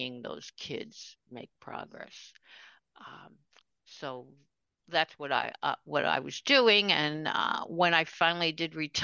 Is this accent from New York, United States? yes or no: yes; New York City, New York, United States; I grew up in Queens.